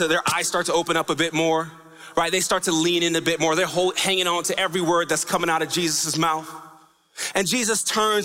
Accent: New York, United States; when I was growing up in New York

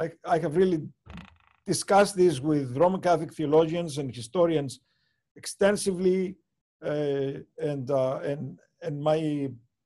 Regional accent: Cyprus; growing up in Cyprus

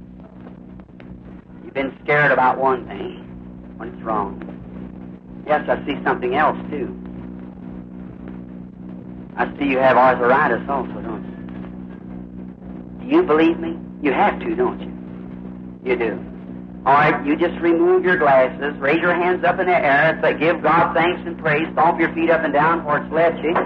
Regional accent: United States; I'm an American

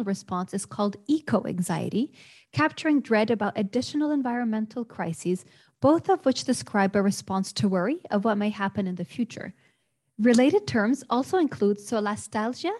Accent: Lebanon; moved away as an adult; also born or lived in United States; growing up in Lebanon, and then I moved to the United States

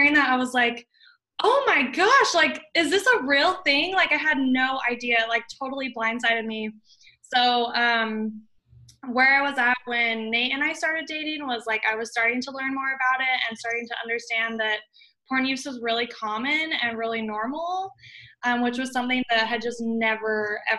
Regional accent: Las Vegas, Nevada, United States; now in Kansas, United States; Las Vegas, Nevada.

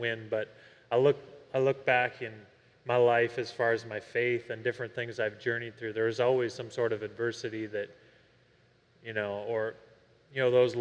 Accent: Canada; I grew up in Canada where it's countercultural where I grew up to be a Christian

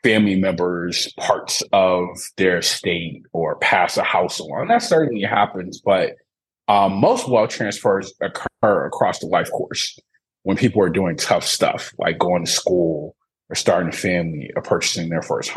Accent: Detroit, Michigan, United States; now in St. Louis, United States; I grew up in Detroit, Michigan, my hometown.

